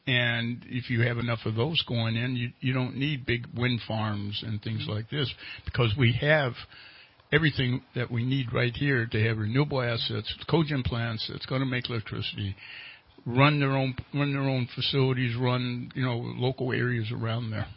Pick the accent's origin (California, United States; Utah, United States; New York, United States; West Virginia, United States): West Virginia, United States; Charleston; now in Redding, United States; I was born in West Virginia.